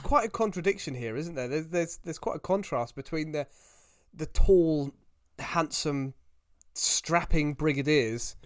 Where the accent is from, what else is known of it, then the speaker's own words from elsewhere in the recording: Hexham, North East England, United Kingdom; born in Hexham, so I was born within, uh, a couple of miles of the Tyne, which classes you as a Geordie.